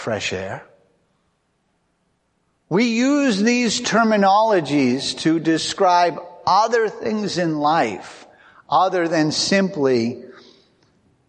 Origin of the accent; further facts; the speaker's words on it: United States; I'm really an American. I don't speak English. I speak American.